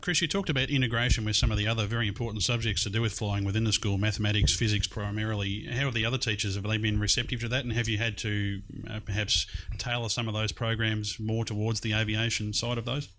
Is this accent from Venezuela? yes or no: no; Melbourne, Victoria, Australia; here in uh, Melbourne's East in Glen Waverley. It's uh, a little bit strange sitting in this place. It's about 23 years, I think, since I've been here last. Uh, because it's my former high school.